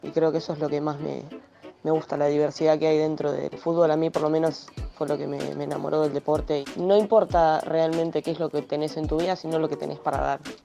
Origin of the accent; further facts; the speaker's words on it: San Martín, Buenos Aires Province, Argentina; soy de San Martín, Buenos Aires